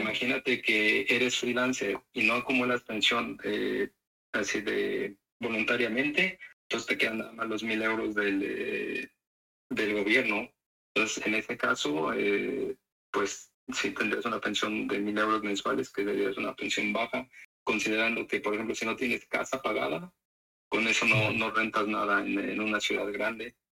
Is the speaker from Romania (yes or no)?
no; Mexico; now in Netherlands; nosotros somos mexicanos